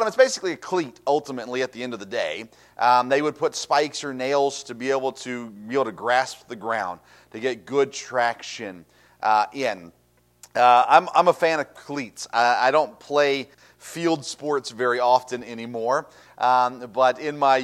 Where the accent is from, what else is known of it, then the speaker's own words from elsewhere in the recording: Tennessee, United States; I grew up in Tennessee, and in Tennessee, like Kentucky, barefoot was a thing